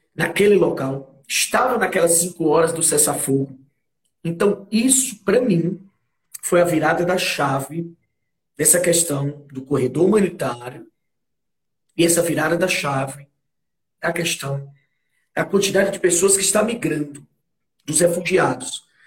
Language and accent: Portuguese; Fortaleza, Ceará, Brazil; Fortaleza, a gente é de Fortaleza